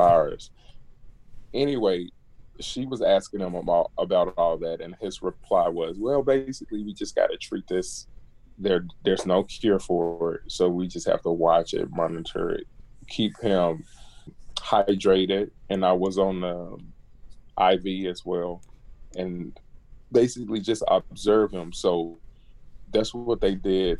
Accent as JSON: {"language": "English", "town": "Jackson", "region": "Mississippi", "country": "United States", "tie": "born or raised there", "moved": "yes", "lives_now": "College Park, United States", "said": "I'm originally from Jackson, Mississippi, and I went to academic and performing art school"}